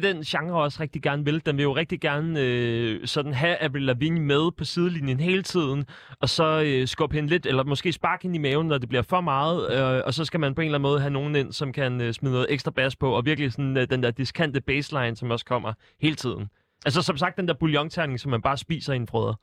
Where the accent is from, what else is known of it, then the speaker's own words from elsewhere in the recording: Sorø, Zealand, Denmark; jeg er jo fra Sorø